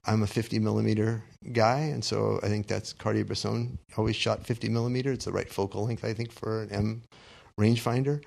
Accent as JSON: {"language": "English", "region": "Southern California", "country": "United States", "tie": "born or raised there", "said": "growing up in Southern California"}